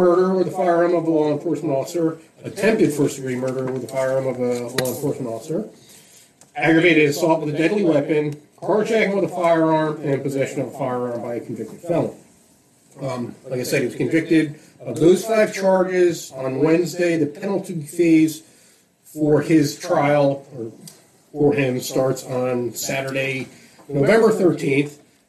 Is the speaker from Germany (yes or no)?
no; Central Florida, United States; We're all from Central Florida